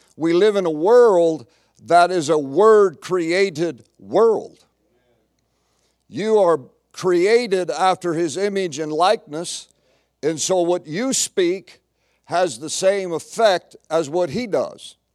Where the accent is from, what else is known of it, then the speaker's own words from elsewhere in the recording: United States; being American